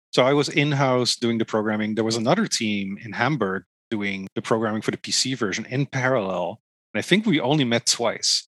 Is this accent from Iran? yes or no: no; Netherlands; now in Toronto, Canada; i'm originally from the netherlands